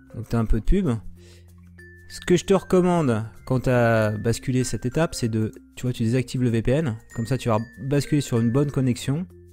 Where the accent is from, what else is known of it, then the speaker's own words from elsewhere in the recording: France; nous français